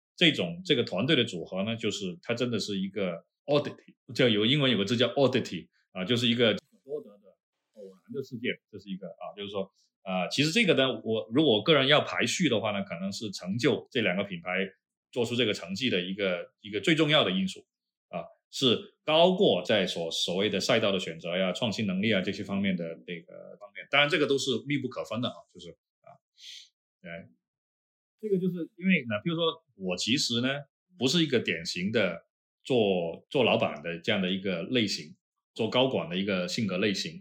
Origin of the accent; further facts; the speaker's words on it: China; 我们中国人都是蒙古人嘛，就大部分啊，蒙古人种